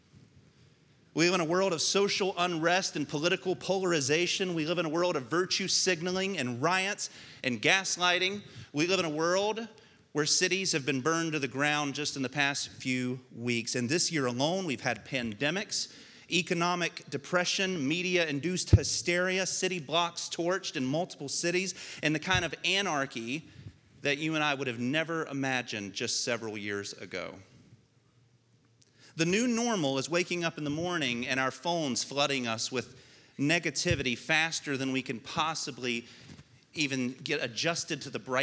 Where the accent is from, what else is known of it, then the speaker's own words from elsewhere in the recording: United States; you and I gain our citizenship as American citizens